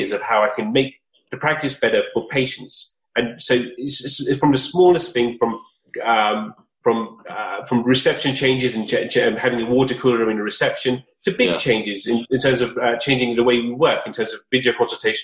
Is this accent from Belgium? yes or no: no; United Kingdom; I grew up in Surrey, in London, and luckily enough, I was able to go to school in Surrey